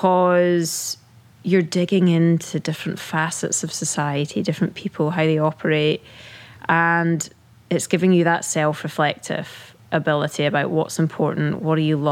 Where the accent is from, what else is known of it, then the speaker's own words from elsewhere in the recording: Scotland, United Kingdom; moved away; growing up in the UK, right? Being British